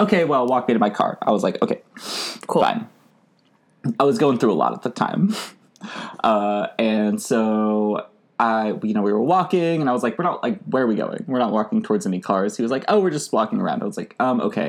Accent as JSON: {"language": "English", "region": "Arkansas", "country": "United States", "tie": "born or raised there", "said": "as like a queer person growing up in Arkansas"}